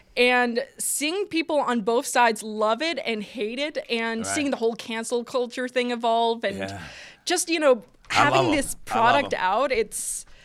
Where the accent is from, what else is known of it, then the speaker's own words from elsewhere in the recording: New Jersey, United States; accent: Polish; New Jersey. Like born and raised. Yeah, but if you're hearing an accent, it's Polish.